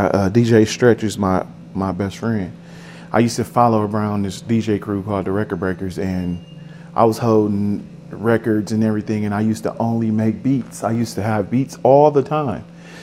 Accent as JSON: {"language": "English", "town": "Milwaukee", "region": "Wisconsin", "country": "United States", "said": "I'm from Milwaukee, Wisconsin"}